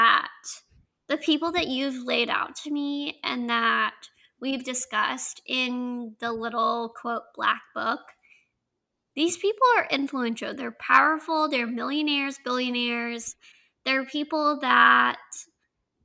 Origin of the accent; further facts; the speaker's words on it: the South, United States; accent: southern; my southern accent